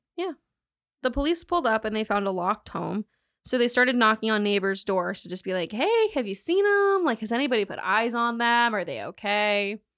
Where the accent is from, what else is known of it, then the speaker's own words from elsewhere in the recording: Charlotte, North Carolina, United States; I'm from Charlotte